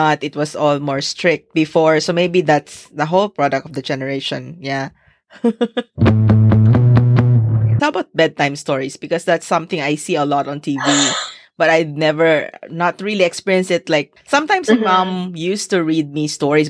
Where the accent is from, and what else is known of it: Philippines; born or raised there